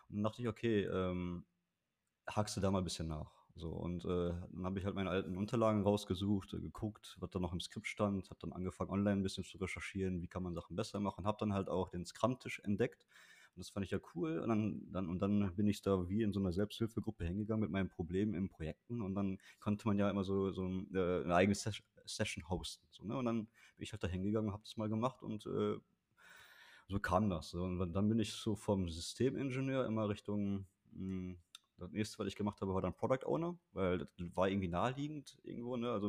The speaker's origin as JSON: {"language": "German", "town": "Bocholt", "region": "North Rhine-Westphalia", "country": "Germany", "tie": "born or raised there", "said": "Also ich bin in Bocholt aufgewachsen, mein Equipment war alles in Bocholt. Ich habe in Bochum studiert"}